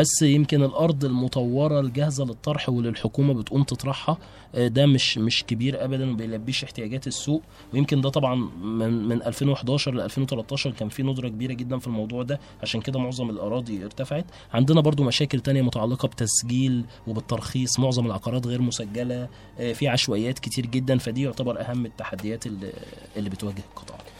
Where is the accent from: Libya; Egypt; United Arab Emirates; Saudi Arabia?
Egypt; عندنا في مصر